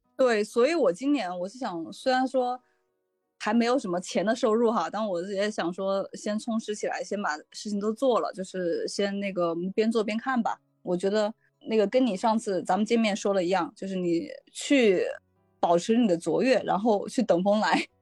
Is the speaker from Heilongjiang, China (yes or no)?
no; Jingzhou, Hubei, China; now in Beijing, China; 我的老家就湖北荆州